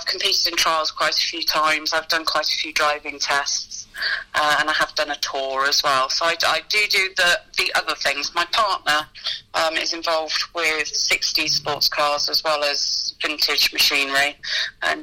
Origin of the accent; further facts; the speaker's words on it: Lincolnshire, East Midlands, United Kingdom; I grew up in Lincolnshire, very close to Cadwell Park.